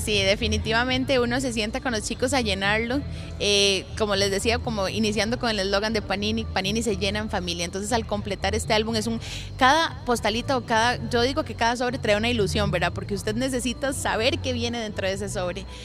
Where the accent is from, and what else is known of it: Costa Rica